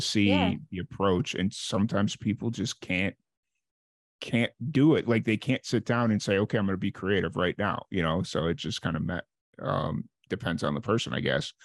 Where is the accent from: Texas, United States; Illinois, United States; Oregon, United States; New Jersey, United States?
Illinois, United States; Chicago; moved away as an adult; also born or lived in New Mexico; I'm from Chicago originally